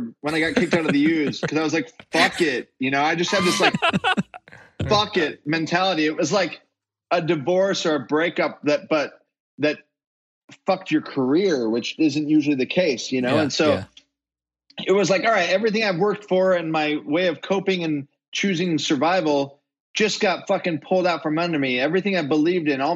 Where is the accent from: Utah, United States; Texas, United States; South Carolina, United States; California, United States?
Utah, United States; I'm from Utah